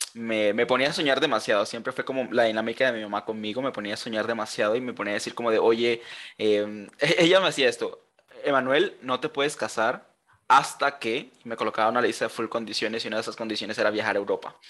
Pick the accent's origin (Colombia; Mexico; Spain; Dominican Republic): Colombia; also born or lived in Germany; soy colombiano, aunque no parezca